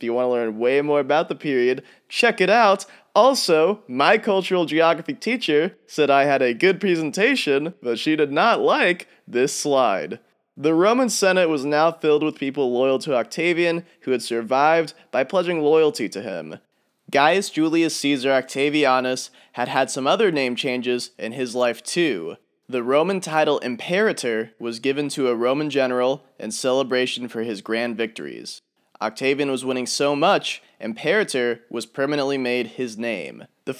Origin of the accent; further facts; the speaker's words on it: Kansas, United States; Probably the most famous are Augusta, Georgia, and Augusta, Maine, and there's even an Augusta in my home state of Kansas.